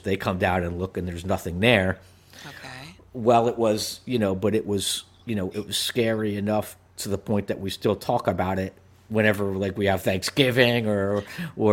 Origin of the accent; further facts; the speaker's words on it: New Jersey, United States; growing up in New Jersey, and I was a little kid, and we lived in a two-story house